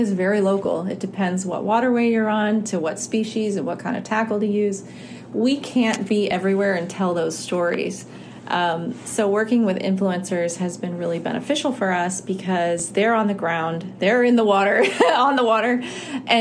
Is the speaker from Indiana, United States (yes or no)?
no; Florida Keys, United States; So I grew up in the Florida Keys, and my dad is a fishing guide.